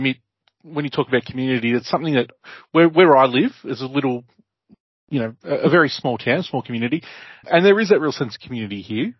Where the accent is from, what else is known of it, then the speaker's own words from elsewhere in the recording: Ararat, Victoria, Australia; Ararat, for example, where my hometown, where I grew up